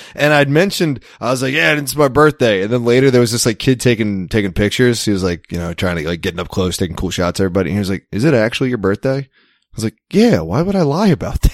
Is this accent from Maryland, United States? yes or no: yes; Maryland, United States; moved away; I'm from Maryland